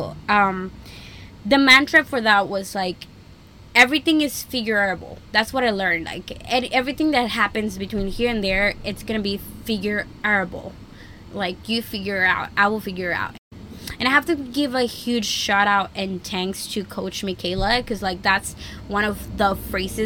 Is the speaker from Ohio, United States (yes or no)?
no; Tamaulipas and South Texas, United States; moved away as an adult; now in California, United States; I grew up in Tamaulipas and South Texas